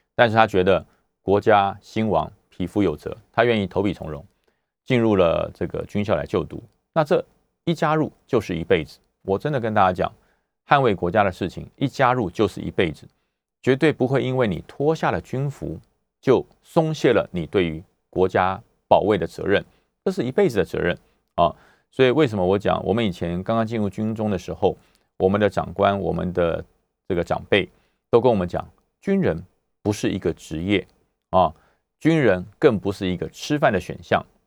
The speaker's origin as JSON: {"language": "Chinese", "country": "Taiwan", "said": "在我们自由的这个台湾国土上"}